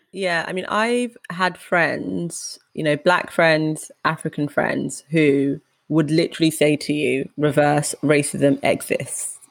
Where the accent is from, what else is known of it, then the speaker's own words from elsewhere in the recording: United Kingdom; a Ugandan first generation British black woman